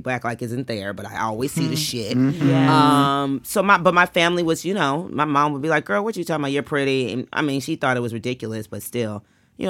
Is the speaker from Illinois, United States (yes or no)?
no; Seattle, Washington, United States; moved away as an adult; also born or lived in Atlanta, Georgia / New York; My family is from northern Louisiana, but I was born and raised in Seattle, Washington